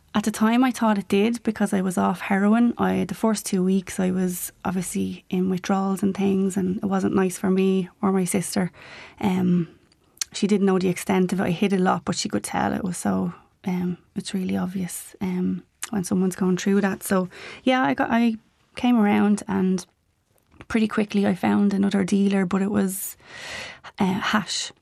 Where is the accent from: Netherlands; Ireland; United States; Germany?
Ireland; Dublin, Leinster; memories of growing up in Ballymun